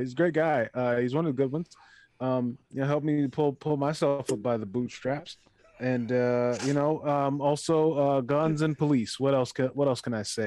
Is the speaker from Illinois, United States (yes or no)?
yes; Chicago, Illinois, United States; I'm from Chicago. So that's how we talk